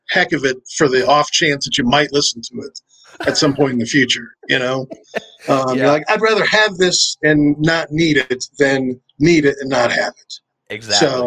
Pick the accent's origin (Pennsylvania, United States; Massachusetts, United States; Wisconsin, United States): Wisconsin, United States; Uh, I grew up in Wisconsin. I'm not really from anywhere. I moved around a whole bunch when I was a kid, so um, I'm not really necessarily from anywhere. But that's kind of where I spent most time. It's where I went to high school